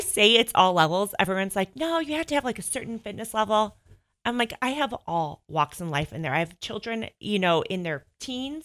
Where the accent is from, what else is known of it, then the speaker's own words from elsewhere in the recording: Northbrook, Illinois, United States; accent: Chicago (Mike Ditka); moved away as an adult; also born or lived in Boston area; now in Bend, United States; I am from Northbrook, Illinois